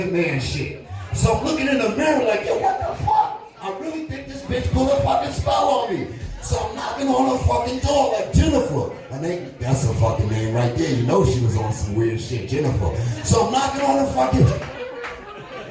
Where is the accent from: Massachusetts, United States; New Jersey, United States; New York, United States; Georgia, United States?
New York, United States; New York City; also born or lived in Beacon, New York; I'm from New York City, but I lived in upstate New York, Beacon, New York